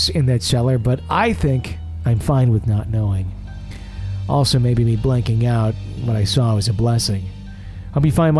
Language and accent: English; Wisconsin, United States; I'm from Wisconsin, where, like, We grew up going to bars, like with our parents